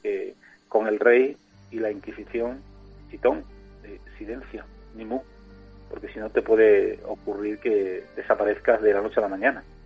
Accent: Spain; no somos tampoco tantos españoles en la época actual, cada vez somos menos

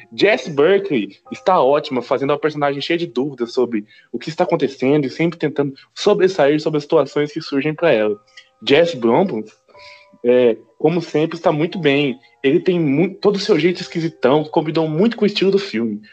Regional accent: Brazil; eu sou brasileiro, gente, eu sou brasileiro

